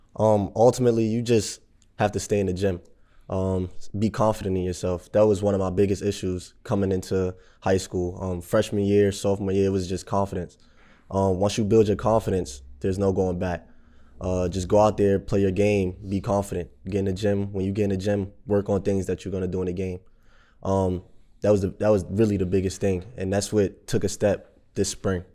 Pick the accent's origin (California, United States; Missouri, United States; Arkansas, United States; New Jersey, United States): New Jersey, United States; Jersey City; I grew up in Jersey City